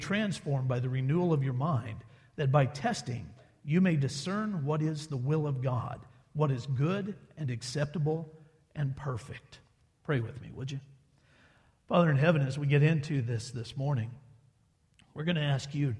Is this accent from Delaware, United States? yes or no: yes; Wilmington, Delaware, United States; my hometown in Wilmington, Delaware